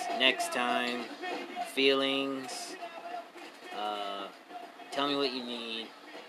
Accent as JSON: {"language": "English", "region": "Virginia", "country": "United States", "tie": "born or raised there", "also_born_or_lived": "Philadelphia, Pennsylvania", "said": "I was born in Philly but raised in Virginia."}